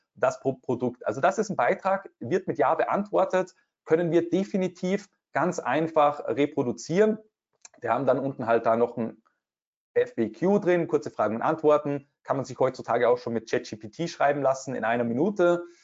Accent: Austria; bei uns in Österreich

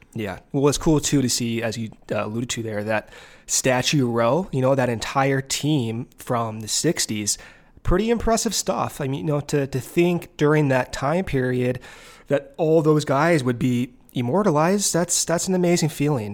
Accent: Arizona, United States; having spent a majority of my, uh, time growing up in Arizona

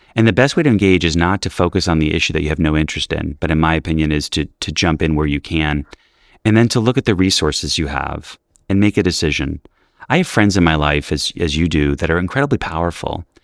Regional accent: New York City, New York, United States; I grew up in New York City in the eighties where we were in shelters

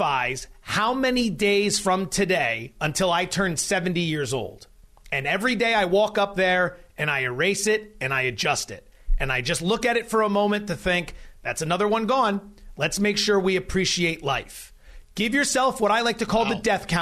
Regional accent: Pennsylvania, United States; also born or lived in California / Florida; now in Nevada, United States; I'm from Pennsylvania

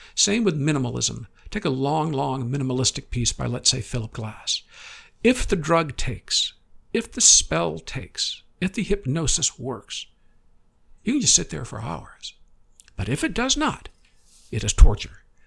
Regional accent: Midwest, United States; growing up in the Midwest

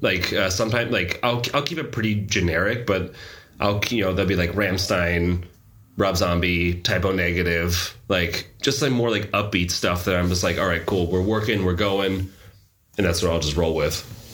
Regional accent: San Diego, California, United States; also born or lived in New York / Boston / Portland; now in Denmark; Portland was the longest place I've lived in outside my hometown of San Diego, and that was like for seven years before coming here to Denmark

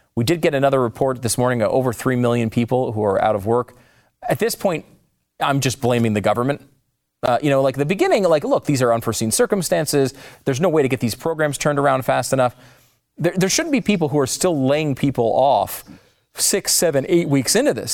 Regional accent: New York, United States; as a New Yorker. It's born in New York

